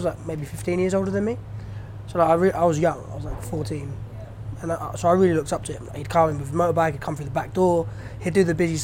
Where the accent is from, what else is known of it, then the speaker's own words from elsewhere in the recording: United Kingdom; I'm British born. My parents are Iranian